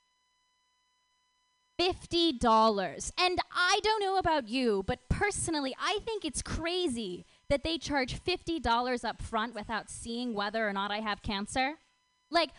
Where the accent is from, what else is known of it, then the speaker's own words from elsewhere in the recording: Minnesota, United States; moved away; I'm actually from Minnesota. I'm from the suburbs of Minnesota.